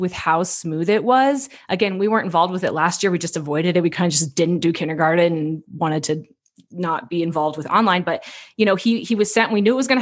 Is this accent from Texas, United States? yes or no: no; Longmont, Colorado, United States; also born or lived in Boulder, Colorado / Denver, Colorado; I grew up in Longmont and I went to all Longmont schools, graduated from Longmont High School